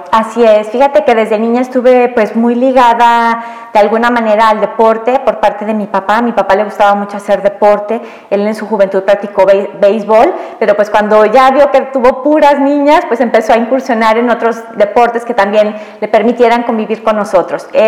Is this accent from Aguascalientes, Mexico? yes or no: yes; Aguascalientes, Mexico; born there; Mira, pues yo nací aquí en Aguascalientes, nací el 4 de agosto de 1971.